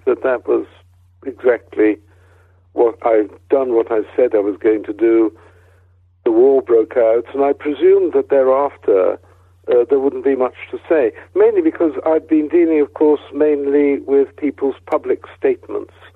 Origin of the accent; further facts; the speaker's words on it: Wales, United Kingdom; moved away as an adult; I come from Wales